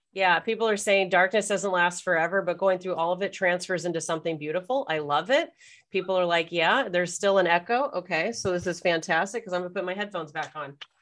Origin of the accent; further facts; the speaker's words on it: United States; now in Canada; I'm American, even though I'm living in Canada